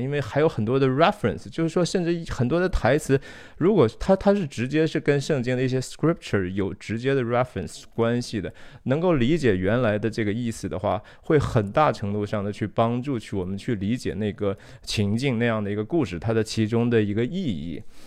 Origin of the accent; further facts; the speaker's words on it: China; moved away; 我自己当然是土生土长地，我在中国长大哈，三十多年